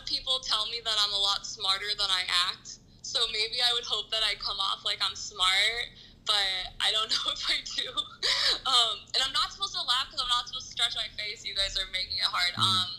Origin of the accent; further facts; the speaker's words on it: Asheville, North Carolina, United States; also born or lived in Florida / Georgia / Ohio / Indiana; now in Los Angeles, United States; I moved to LA from Asheville, North Carolina. But I like kind of grew up everywhere. I lived in Florida, Georgia, Ohio, and Indiana, and here.